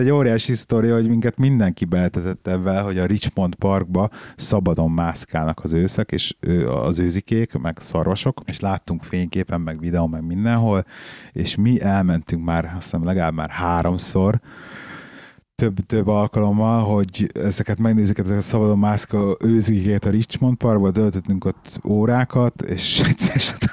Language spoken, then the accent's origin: Hungarian; Budapest, Hungary; moved away; Tehát így Pestre elmenni turistáskodni úgy, hogy most hiába ott születtem, meg ott nőttem föl, nagyon jó.